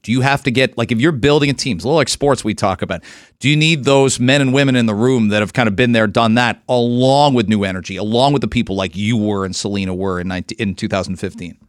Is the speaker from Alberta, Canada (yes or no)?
no; London, Ontario, Canada; now in Toronto, Canada; I grew up in London, and London is, that's a liberal city still